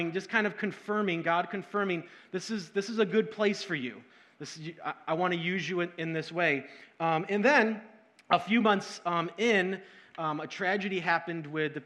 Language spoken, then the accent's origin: English; Syracuse, New York, United States; also born or lived in Rochester, New York; I grew up in Syracuse, and in 2005, we moved to Rochester